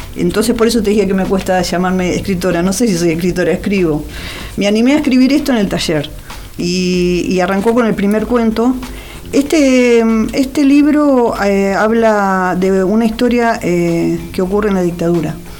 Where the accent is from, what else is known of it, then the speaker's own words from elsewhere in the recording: Wilde, Buenos Aires Province, Argentina; yo nací en Wilde, que es Avellaneda